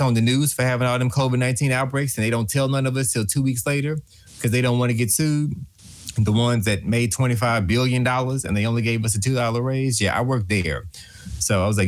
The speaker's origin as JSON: {"language": "English", "region": "Texas", "country": "United States", "said": "I'm from Show Me Texas"}